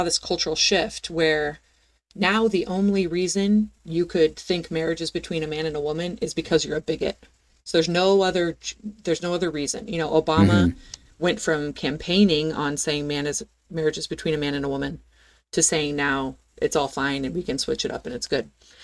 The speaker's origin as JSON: {"language": "English", "region": "Pacific Northwest", "country": "United States", "tie": "born or raised there", "said": "I was born and raised in the Pacific Northwest"}